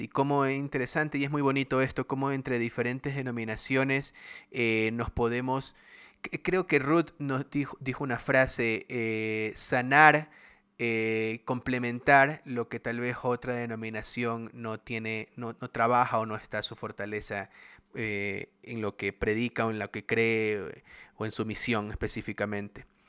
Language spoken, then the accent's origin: Spanish; Guayaquil, Guayas, Ecuador; soy acá de bien guayaco del Barcelona, de Guayaquil